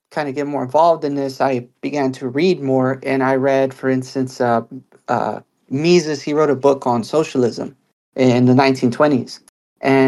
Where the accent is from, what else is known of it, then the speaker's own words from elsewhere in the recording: United States; as an American, also experiencing life as an American